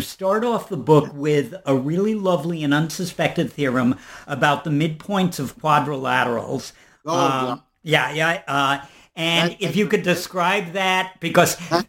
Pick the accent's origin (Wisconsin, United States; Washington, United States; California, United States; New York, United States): New York, United States; New York City; Well, I was born in New York